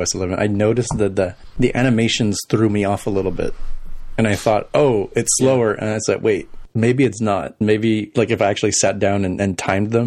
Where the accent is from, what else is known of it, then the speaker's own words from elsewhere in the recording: El Paso, Texas, United States; moved away; my hometown of El Paso